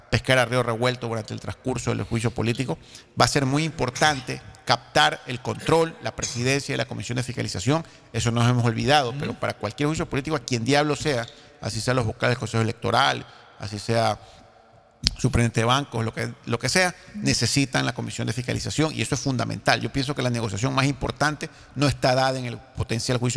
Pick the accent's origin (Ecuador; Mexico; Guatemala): Ecuador; Yo aspiro como ecuatoriano.